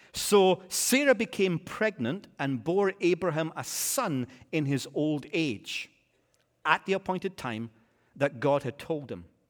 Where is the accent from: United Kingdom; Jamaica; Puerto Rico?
United Kingdom; Scotland; I'm a Scotsman